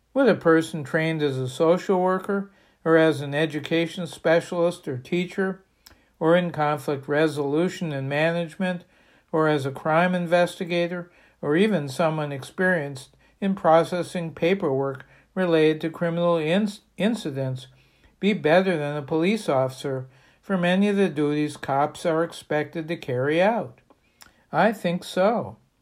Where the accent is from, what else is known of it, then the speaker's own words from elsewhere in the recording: Bangor, Maine, United States; my hometown of Bangor